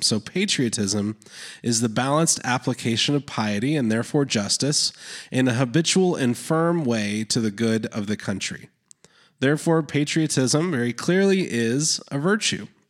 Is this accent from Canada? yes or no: yes; Canada; I was born in Canada